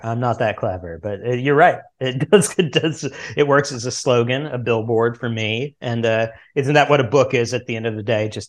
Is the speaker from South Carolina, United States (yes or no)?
no; Springfield, Missouri, United States; now in Los Angeles, United States; I'm from Springfield, Missouri, which is what's called the Queen City of the Ozarks. It's like the big city of the Ozarks. So it's like where the people from the surrounding towns come and they think it's awesome, and we all hate living there or hate it.